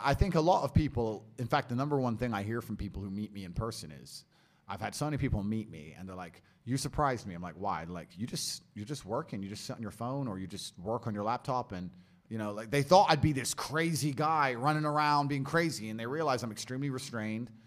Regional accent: Luton, East of England, United Kingdom; I grew up in Luton, poor on a council estate

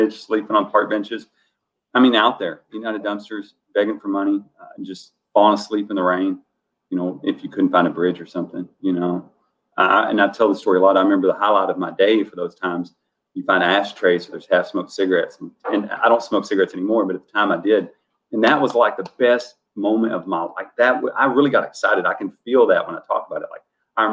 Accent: Dallas County, Texas, United States; moved away; I grew up not quasi-inner city of Dallas. I'm from Dallas County, not Dallas proper. It's a smaller city on the outskirts of Dallas.

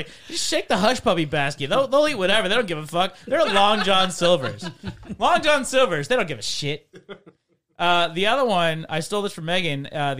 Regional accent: McHenry, Illinois, United States; moved away; I'm from Northern Illinois, McHenry, very, very close to Wisconsin.

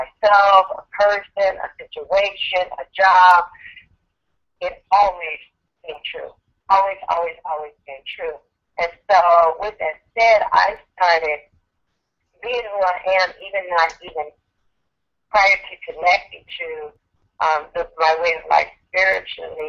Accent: Chicago, Illinois, United States; moved away as an adult; now in Las Vegas, United States; I was born and raised in Chicago

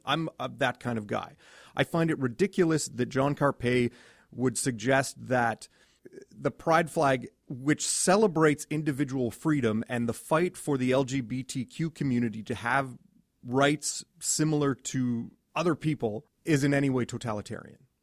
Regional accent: Edmonton, Alberta, Canada; I grew up in Edmonton

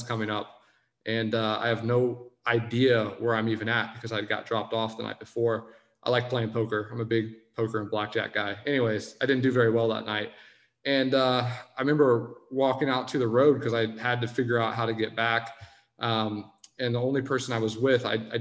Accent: Indianapolis, Indiana, United States; I'm obviously from Indianapolis

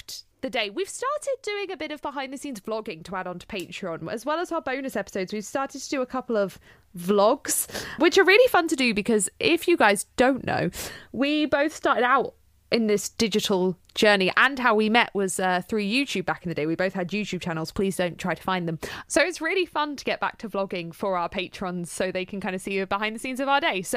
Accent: United Kingdom; We're glad we're brought on this shitty, shitty island. Makes our accents cute.

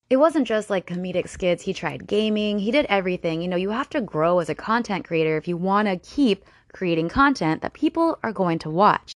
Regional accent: Florida, United States; I am from Florida

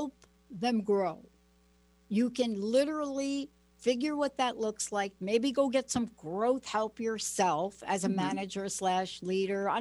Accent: Plainfield, New Jersey, United States; now in Pacific Northwest, United States; I went to a school, Plainfield, New Jersey

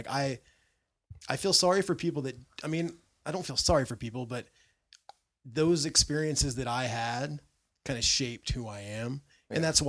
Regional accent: Brazil; I'm from Brazil.

